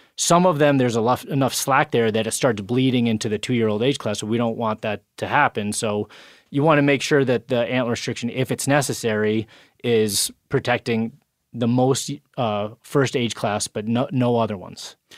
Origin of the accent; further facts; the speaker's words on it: New York, United States; In my home state, New York